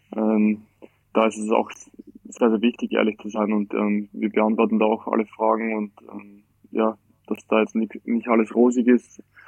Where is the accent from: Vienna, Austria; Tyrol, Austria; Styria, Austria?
Styria, Austria; Graz; ich bin, äh, Österreicher, geboren in Graz, also in der schönen Steiermark.